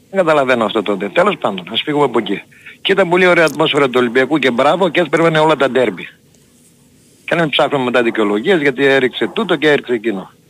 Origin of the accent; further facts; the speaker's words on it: Germany; είμαι από Γερμανία